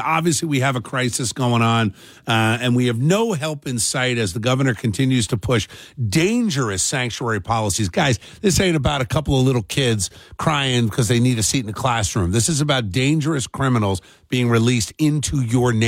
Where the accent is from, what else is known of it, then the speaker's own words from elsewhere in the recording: New Jersey, United States; growing up in South Jersey